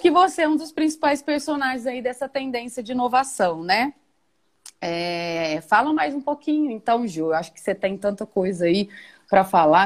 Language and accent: Portuguese; Batatais, São Paulo, Brazil; Estudei lá na minha adolescência, no Colégio São José, que aí é anexo às faculdades claretianas